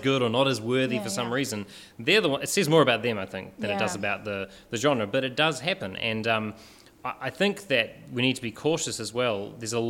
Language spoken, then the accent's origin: English; New Zealand; now in Australia; New Zealand, growing up